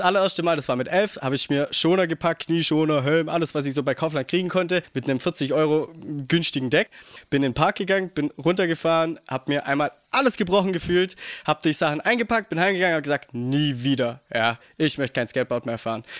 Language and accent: German; Geislingen an der Steige, Baden-Württemberg, Germany; bei uns in Geistlingen, weil wir da eine kleine Mini-Ramp hatten